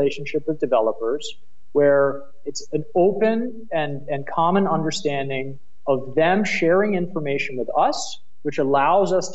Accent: United States; accent: American; moved away as an adult; now in Berlin, Germany; my American accent does give me away

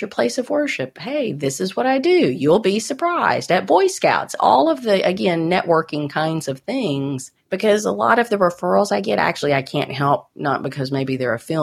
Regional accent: Nashville, Tennessee, United States; moved away as an adult; now in Texas, United States; I moved from Nashville 25 years ago

